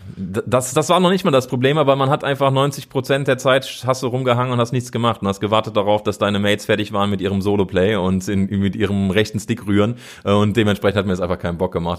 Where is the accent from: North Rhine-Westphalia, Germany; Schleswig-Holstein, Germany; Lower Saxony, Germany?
North Rhine-Westphalia, Germany; Cologne; moved away as an adult; ich bin in Köln geboren, habe da 30 Jahre lang gelebt